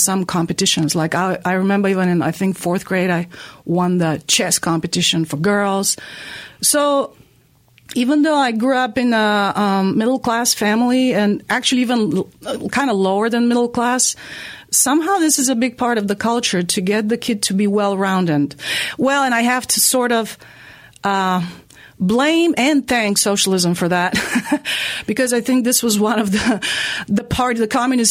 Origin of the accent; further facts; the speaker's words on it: Veliko Tarnovo, Veliko Tarnovo Province, Bulgaria; now in Asheville, United States; I'm from a very important historically and culturally smallish town now. It's called Veliko Trnovo